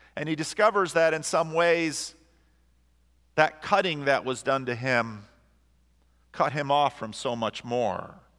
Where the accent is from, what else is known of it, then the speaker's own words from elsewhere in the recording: New Jersey, United States; I grew up in New Jersey with a lot of Roman Catholics around